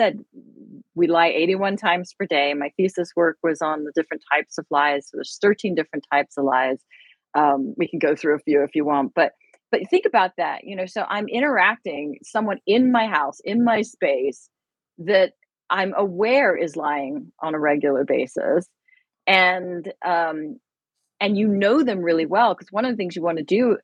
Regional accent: United Kingdom; moved away; I am British

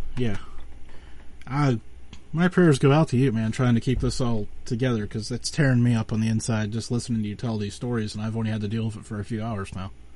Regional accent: Western Pennsylvania, United States; because I'm from Western Pennsylvania

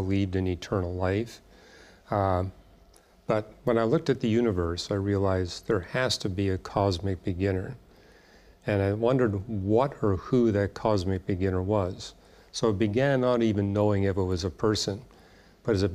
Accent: Vancouver, British Columbia, Canada; I grew up in Vancouver.

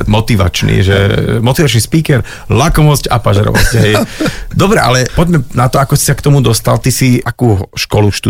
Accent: Nitra, Nitra Region, Slovakia; Ja teda pochádzam z Nitry.

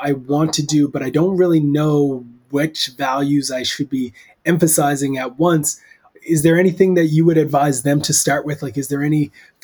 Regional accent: Canada; As a Canadian

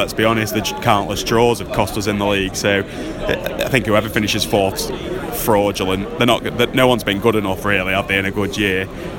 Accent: Uttoxeter, West Midlands, United Kingdom; I'm from Uttoxeter, little...

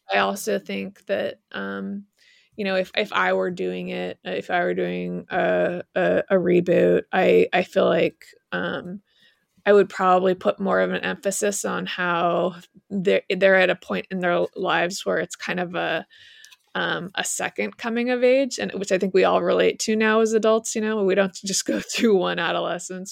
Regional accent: Utah, United States; I grew up in Utah

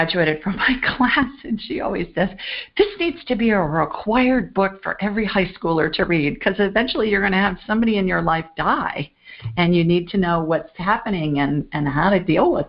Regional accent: Columbus, Ohio, United States; I called the state of Ohio because I was born in Columbus

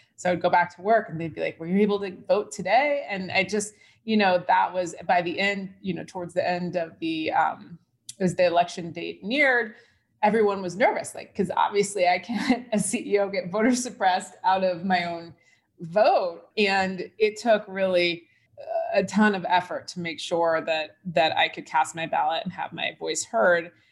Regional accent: United States; as an American

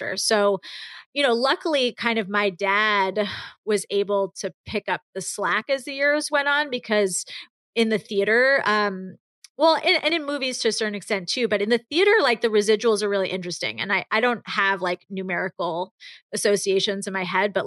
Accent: New York, United States; growing up in New York

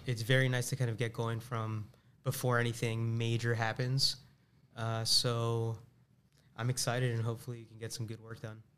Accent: Tampa, Florida, United States; also born or lived in Boston; Born and raised in Tampa

